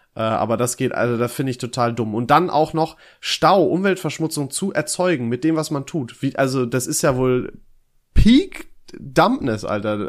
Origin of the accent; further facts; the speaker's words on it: Germany; als Deutscher